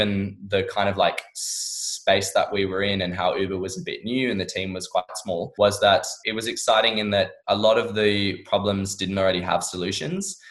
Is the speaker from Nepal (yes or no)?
no; Perth, Western Australia, Australia; moved away as an adult; now in London, United Kingdom; I absolutely loved living in Perth